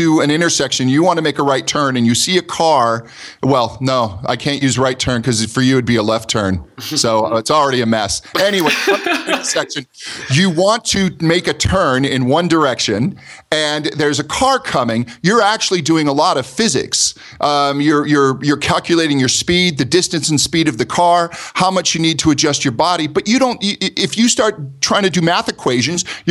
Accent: United States; accent: American; my American accent

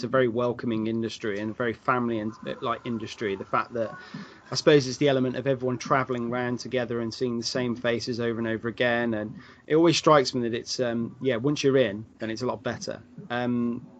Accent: United Kingdom; as Brits

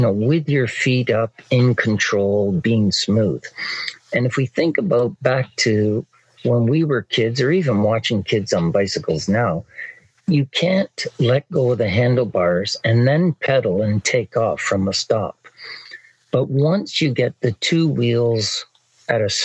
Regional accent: Barrie, Ontario, Canada; I'm from Barrie, Ontario, Canada, and I'm a riding instructor.

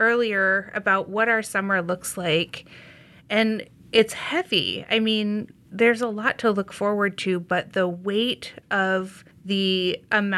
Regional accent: Indiana, United States; now in Skokie, United States; I'm from Indiana also

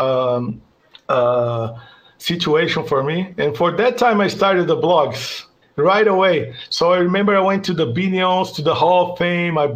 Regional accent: São Paulo, Brazil; my hometown, São Paulo.

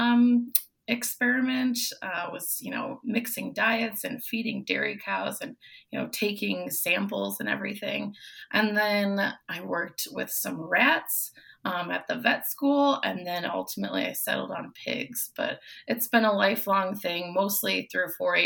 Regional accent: West Chicago, Illinois, United States; coming from the suburbs, we're from West Chicago

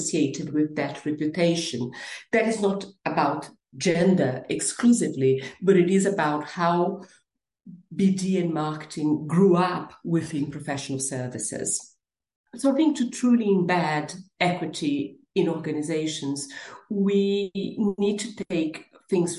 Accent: Brazil; English is a second language; moved away as an adult; now in United Kingdom; I am originally from Brazil and I've been living and working in the UK for the past 24 years

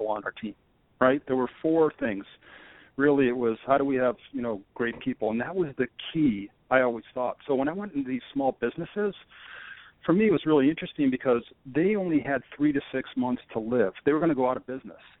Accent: Rochester, New York, United States; I'm originally from Rochester, New York, and I grew up with very entrepreneurial parents

